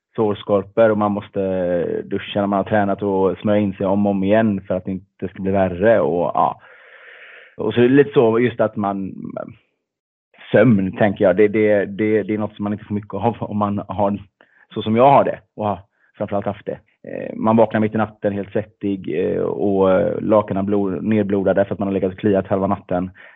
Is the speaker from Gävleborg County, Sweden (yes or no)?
no; Gothenburg, Västra Götaland, Sweden; född och uppvuxen i Göteborg